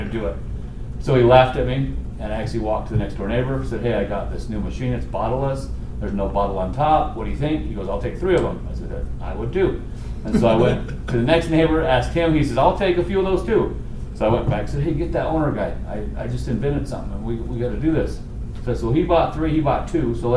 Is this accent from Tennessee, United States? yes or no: no; Tooele, Utah, United States; Tula, my hometown